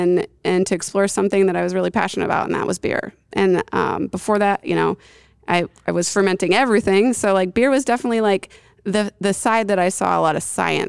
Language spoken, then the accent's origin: English; New York, United States; I came from the Northeast. I grew up in upstate New York, so I had a lot of exposure to some like real great craft beer.